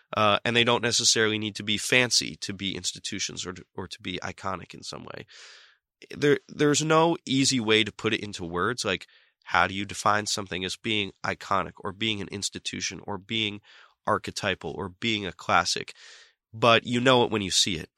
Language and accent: English; Boston, Massachusetts, United States; also born or lived in Summit, New Jersey / London; I basically grew up in Boston and I consider myself to be from Boston